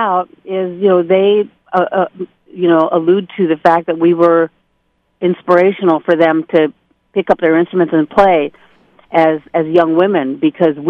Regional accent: a small town outside of Sacramento, Northern California, United States; We are all from Northern California, different cities. I was from a small town outside of Sacramento

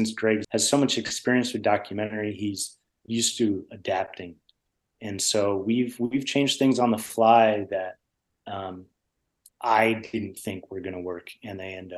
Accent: Connecticut, United States; I grew up with him in Connecticut

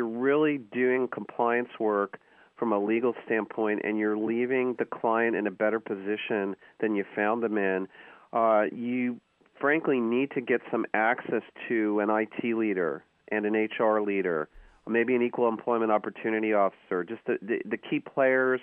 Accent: New York, United States; moved away as an adult; now in California, United States; I grew up in New York, where subtlety is not really rewarded, but I've been in California almost 20 years

